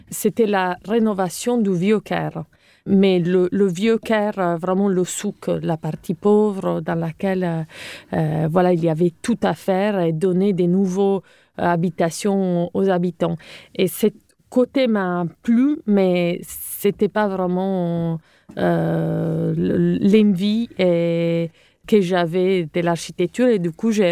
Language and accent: French; Cagliari, Sardinia, Italy; accent: Italian; French is a second language; moved away as an adult; also born or lived in Rome; je suis italienne, comme vous pouvez l'entendre. Donc, euh, j'ai hum, grandi en Sardaigne. Euh, ma ville natale s'appelle Cagliari et hum, j'ai vécu là-bas jusqu'à 18 ans